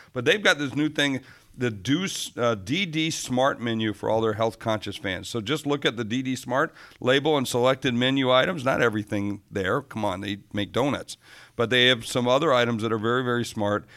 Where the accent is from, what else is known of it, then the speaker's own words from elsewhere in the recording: Rapid City, South Dakota, United States; also born or lived in Sioux Falls, South Dakota; I live in Sioux Falls. It's the big city. Now, I'm from Rapid City